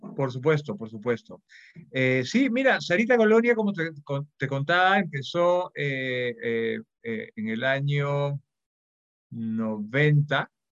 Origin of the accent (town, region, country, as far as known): Peru